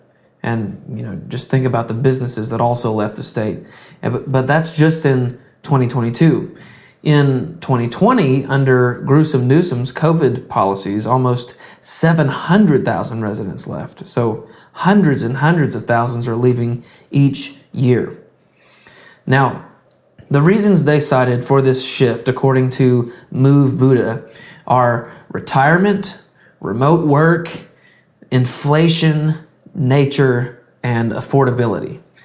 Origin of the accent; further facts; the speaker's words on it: Tennessee, United States; Then in 7th place is my home state, Tennessee, another southern state.